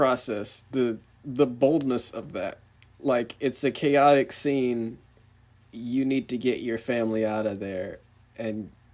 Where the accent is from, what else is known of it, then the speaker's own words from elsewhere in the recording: United States; I'm, American